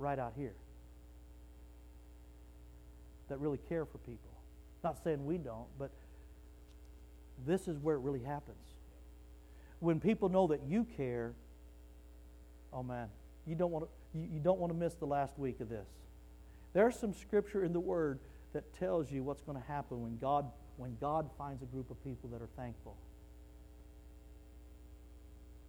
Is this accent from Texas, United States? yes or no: yes; Wichita Falls, Texas, United States; I was raised in Wichita Falls, Texas